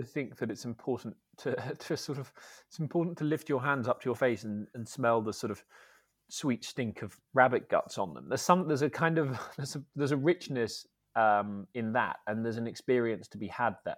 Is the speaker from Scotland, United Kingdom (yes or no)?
yes; Scotland, United Kingdom; also born or lived in Edinburgh / Dumfries and Galloway; I grew up in Scotland, um, a mix, really, of Edinburgh and, and Dumfries and Galloway.